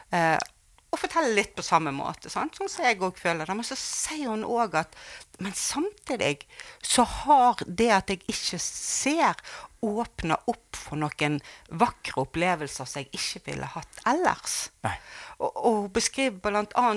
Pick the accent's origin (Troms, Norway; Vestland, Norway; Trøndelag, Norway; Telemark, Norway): Vestland, Norway; Bergen; Jeg vokste jo opp her i Bergen